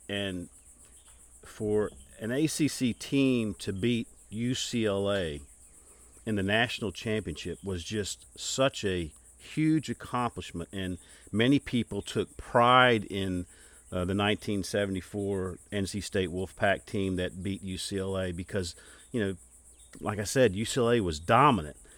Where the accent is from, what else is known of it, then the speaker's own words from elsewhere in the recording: Charlotte, North Carolina, United States; as a young kid growing up in Charlotte, North Carolina